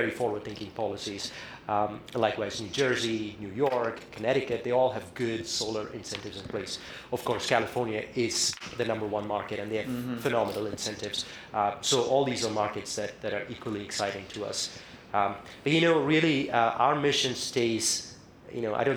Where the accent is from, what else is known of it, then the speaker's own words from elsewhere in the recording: India; moved away; I come from India where, you know, the effects of climate change and the economic disparities that come from lack of energy access, you know, I saw that growing up firsthand.